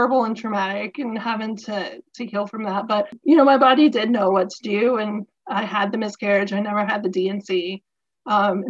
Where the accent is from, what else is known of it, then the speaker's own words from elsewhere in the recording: Atlanta, Georgia, United States; moved away as an adult; also born or lived in South Carolina; now in Virginia, United States; I'm originally from Georgia, the Atlanta area, and I moved to South Carolina after college